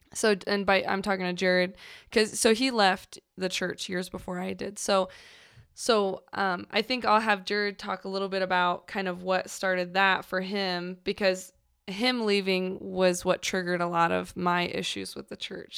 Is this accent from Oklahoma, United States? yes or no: no; St. Louis, Missouri, United States; moved away; I'm originally from Saint Louis